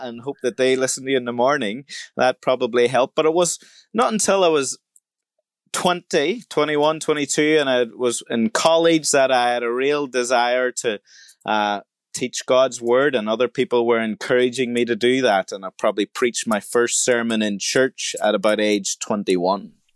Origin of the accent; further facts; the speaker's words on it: Ireland; I was born in the Republic of Ireland in, uh, the country, and my parents were Christians